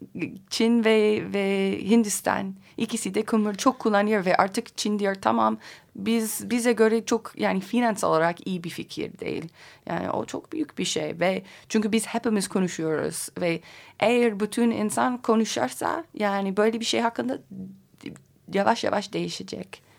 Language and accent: Turkish; Colorado, United States; Turkish is a second language; moved away as an adult; also born or lived in Kars, Turkey; Amerika'da özellikle Colorado benim memleketimde